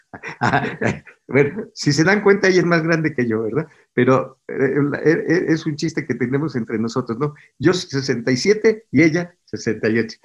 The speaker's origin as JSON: {"language": "Spanish", "region": "Puebla", "country": "Mexico", "tie": "born or raised there", "also_born_or_lived": "Villahermosa, Tabasco", "said": "yo nací en Villahermosa y me trasladé a otra ciudad que se llama Puebla, mis padres vienen a Puebla y ahí en la escuela"}